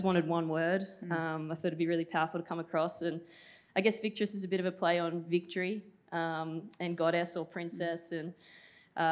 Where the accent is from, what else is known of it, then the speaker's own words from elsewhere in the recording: Newcastle, New South Wales, Australia; I was a kid from Newcastle